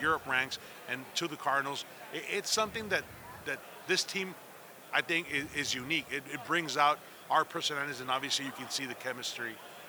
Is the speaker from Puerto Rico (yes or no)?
no; Monterrey, Nuevo León, Mexico; moved away as an adult; now in Arizona, United States; I've been here 18 years, but I'm originally from Monterrey, Mexico, about 160 miles south of Laredo, Texas.